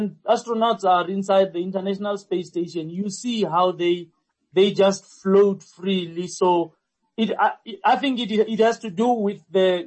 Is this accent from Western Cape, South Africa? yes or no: no; Limpopo, South Africa; now in Gauteng, South Africa; I'm from Limpopo and I live in Gauteng